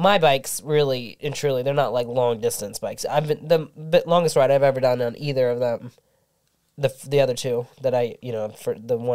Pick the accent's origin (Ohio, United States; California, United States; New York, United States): Ohio, United States; Cincinnati; moved away as an adult; now in Texas, United States; I'm from Cincinnati, Ohio